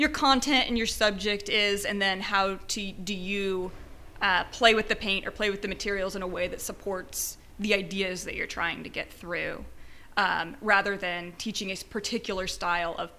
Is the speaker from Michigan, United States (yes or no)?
no; Wapakoneta, Ohio, United States; moved away as an adult; also born or lived in Indiana; now in Houston, United States; I'm from Ohio, originally. Rural Ohio. It's town Wapakoneta is the name of my town.